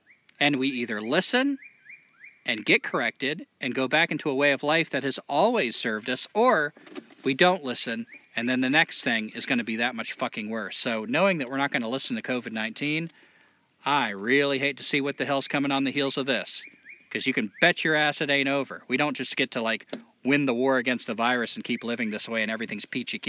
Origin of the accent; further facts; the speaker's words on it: Toledo, Ohio, United States; But I've heard guys do it, too. Like, I'm from Toledo.